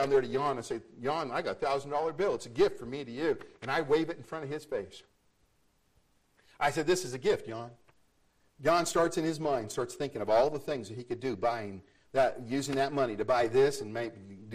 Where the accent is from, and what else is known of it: United States